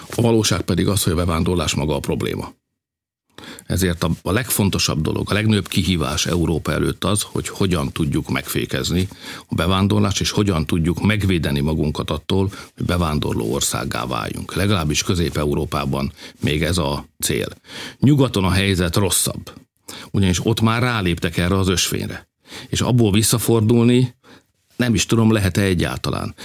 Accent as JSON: {"language": "Hungarian", "country": "Hungary", "said": "magyarok vagyunk"}